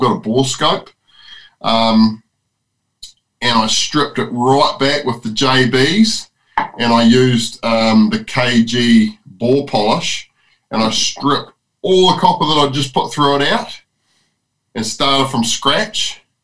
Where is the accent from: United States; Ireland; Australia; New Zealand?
New Zealand; this is my home country